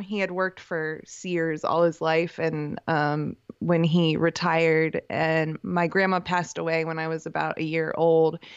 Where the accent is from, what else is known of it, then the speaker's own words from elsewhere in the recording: Canton, Ohio, United States; moved away as an adult; also born or lived in Kent, Ohio; now in Denton, United States; I grew up in Canton, mo, you know, studied in Kent, at Kent State